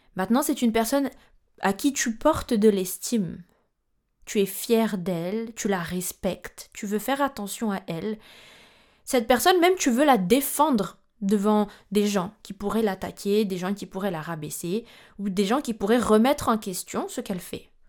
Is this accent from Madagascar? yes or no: yes; Madagascar; je suis malgache